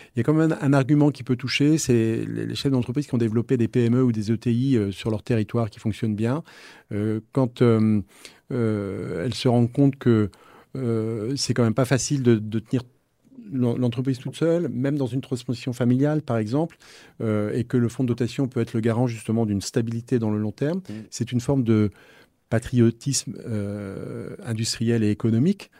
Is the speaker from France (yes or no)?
yes; Nantes, Pays de la Loire, France; je suis de Nantes